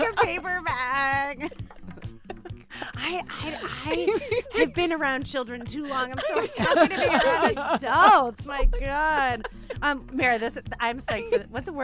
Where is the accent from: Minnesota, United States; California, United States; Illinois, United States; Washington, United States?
Illinois, United States; Chicago; moved away; I grew up in Chicago